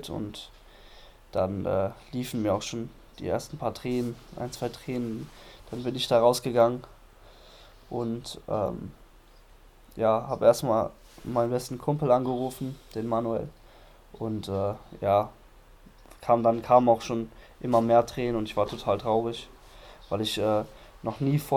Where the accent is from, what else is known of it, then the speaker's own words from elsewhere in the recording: Düsseldorf, North Rhine-Westphalia, Germany; nach Düsseldorf fahre, in meine Heimatstadt